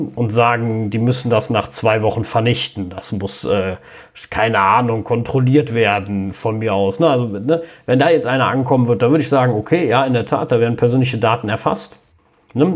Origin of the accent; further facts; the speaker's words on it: Cologne, North Rhine-Westphalia, Germany; bei uns in Köln